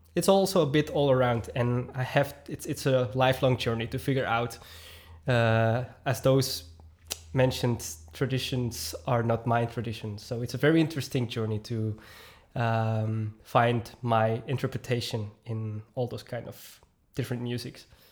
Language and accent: English; Belgium; also born or lived in Noorderwijk, Herentals; I'm from Belgium